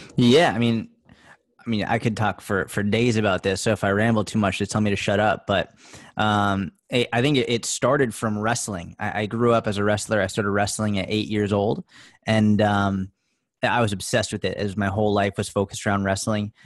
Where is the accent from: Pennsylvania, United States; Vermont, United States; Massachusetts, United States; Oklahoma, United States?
Massachusetts, United States; outside Boston; I grew up in outside Boston, Mass